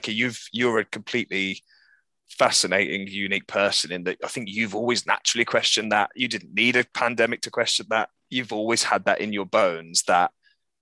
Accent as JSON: {"language": "English", "town": "Birmingham", "region": "West Midlands", "country": "United Kingdom", "tie": "born or raised there", "moved": "yes", "lives_now": "Bristol, United Kingdom", "said": "I'm from Birmingham as well, where Mike and I met. I now live in Bristol"}